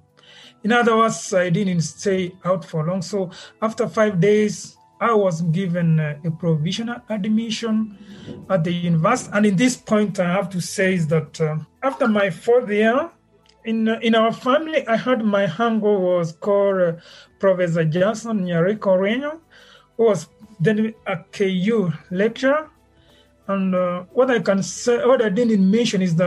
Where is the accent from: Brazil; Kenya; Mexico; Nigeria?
Kenya; Nyamira County; also born or lived in Germany; I was born in Nyamira County, and I come from Burabu settlement scheme